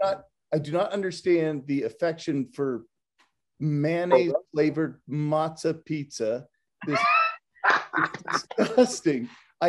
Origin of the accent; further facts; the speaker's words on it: Galveston, Texas, United States; I grew up in Galveston, Texas, which is famous for its natural disasters, 19th century architecture, and serial killers.